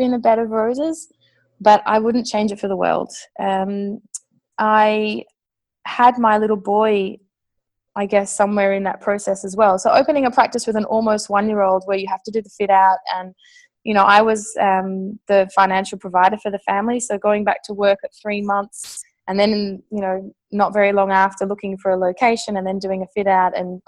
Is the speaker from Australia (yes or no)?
yes; Australia; moved away as an adult; also born or lived in Melbourne, Australia; now in Amsterdam, Netherlands; an English-speaking Australian